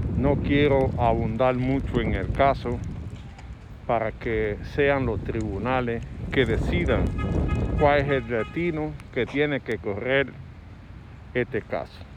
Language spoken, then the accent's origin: Spanish; Dominican Republic; como dominicano común